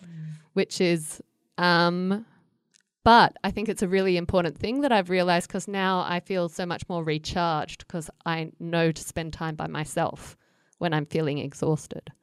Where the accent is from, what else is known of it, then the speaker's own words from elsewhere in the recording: Australia; moved away as an adult; also born or lived in United States; I grew up in Australia where it gets so hot.